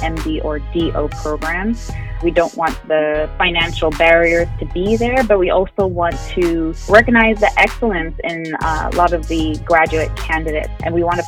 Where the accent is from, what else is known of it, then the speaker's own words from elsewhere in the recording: Montreal, Quebec, Canada; moved away as an adult; now in Atlanta, United States; I'm born and raised in Montreal, but practicing in Atlanta, Georgia